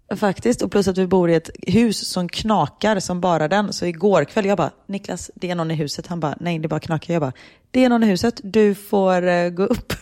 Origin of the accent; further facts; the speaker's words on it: Sweden; moved away as an adult; now in Belgium; hemma i Sverige